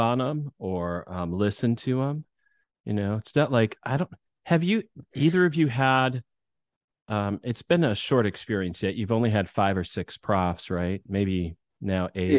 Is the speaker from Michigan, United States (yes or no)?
yes; Michigan, United States; moved away; where I grew up in Michigan was a small town